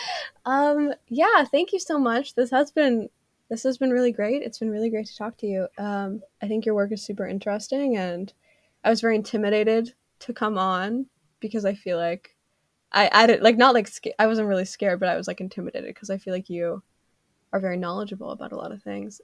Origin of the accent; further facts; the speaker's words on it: Canada; I'm Canadian